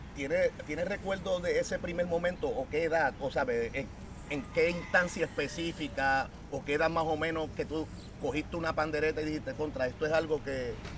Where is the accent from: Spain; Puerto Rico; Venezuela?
Puerto Rico; San Juan; soy plenero y soy de Santurce.